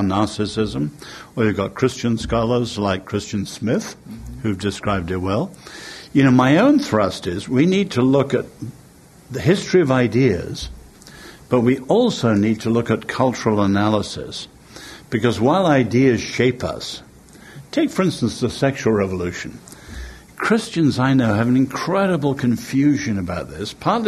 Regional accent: England, United Kingdom; I'm English

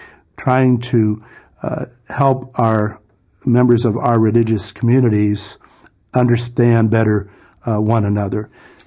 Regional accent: Ohio, United States; I'm a northern boy. I was born in Ohio, 1944, June the 4th. My father's family was pretty much all Irish. My mother's German. And so I carry a little bit both cultures.

